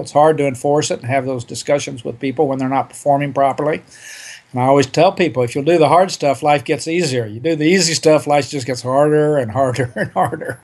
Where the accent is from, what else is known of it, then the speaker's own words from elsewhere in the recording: Oklahoma, United States; I grew up in Oklahoma in the forties and fifties